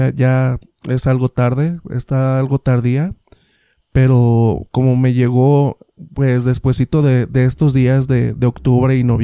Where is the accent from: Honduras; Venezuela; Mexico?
Mexico; State of Mexico; Esto me ocurrió en el Estado de México, de donde soy originario.